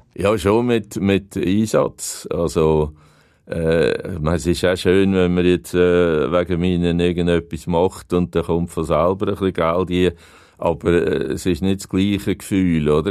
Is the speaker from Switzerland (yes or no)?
yes; Aargau, Switzerland; also born or lived in Hünenberg, Zug; ich bin Aargauer und ich habe alle meine Freunde da, äh, die Eltern haben noch gelebt und so. Und dann habe ich einfach gedacht, ich muss wieder zurück in die Heimat.